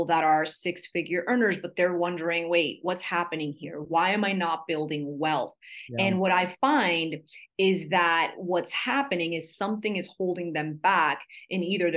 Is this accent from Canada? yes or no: no; New Jersey, United States; I'm from New Jersey